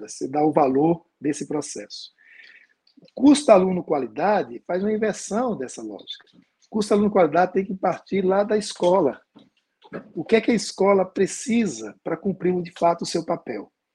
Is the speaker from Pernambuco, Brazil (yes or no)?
yes; Pernambuco, Brazil; Eu sou de Pernambuco